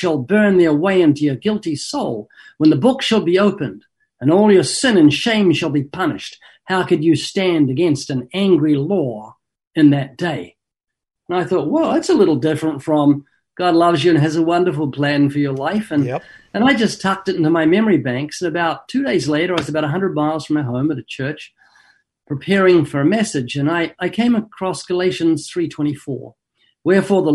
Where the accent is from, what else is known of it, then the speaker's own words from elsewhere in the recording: New Zealand; moved away as an adult; now in Southern California, United States; I was born twice in New Zealand. Got a slight accent, been living in Southern California for 32 years